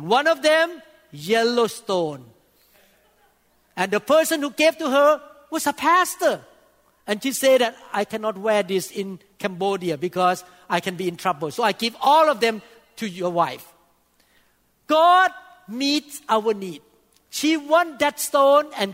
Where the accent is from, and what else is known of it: Thailand; English is a second language; moved away as an adult; also born or lived in Seattle, United States; now in United States